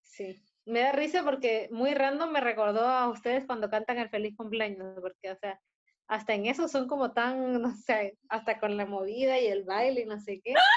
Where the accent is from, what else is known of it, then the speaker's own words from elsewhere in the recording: Peru; now in Chile; Yo, como peruana